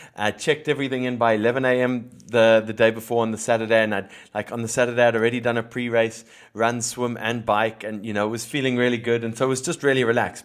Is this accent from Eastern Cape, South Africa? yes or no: no; Cape Town, Western Cape, South Africa; now in Philippines; growing up in Cape Town